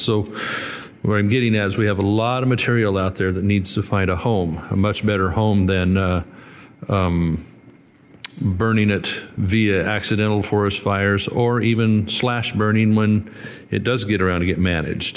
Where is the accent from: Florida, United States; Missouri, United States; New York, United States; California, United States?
California, United States; Northern; I come from Northern California